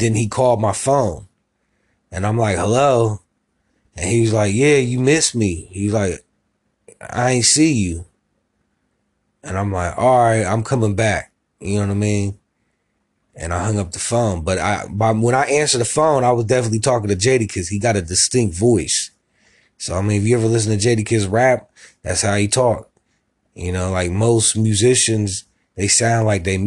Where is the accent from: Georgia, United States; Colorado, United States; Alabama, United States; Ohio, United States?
Ohio, United States; Columbus; also born or lived in Miami, Florida; I was raised in Columbus, Ohio